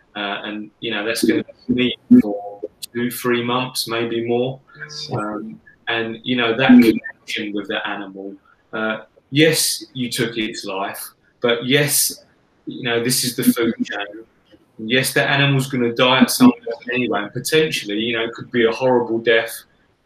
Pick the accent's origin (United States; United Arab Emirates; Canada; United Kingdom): United Kingdom; England; I'm English